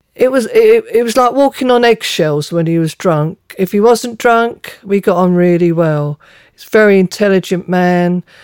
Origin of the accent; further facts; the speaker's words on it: London, United Kingdom; moved away as an adult; also born or lived in United States; Me growing up in London, uh, in a Cockney old-fashioned family